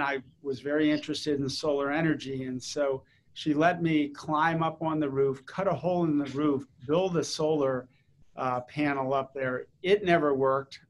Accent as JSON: {"language": "English", "region": "East Coast of the United States", "country": "United States", "tie": "born or raised there", "also_born_or_lived": "St. Louis / Chicago / New Jersey / Washington D.C.", "said": "initially, the family was from the Midwest, from St. Louis and Chicago, and then when I was in fourth grade, we moved to the East Coast."}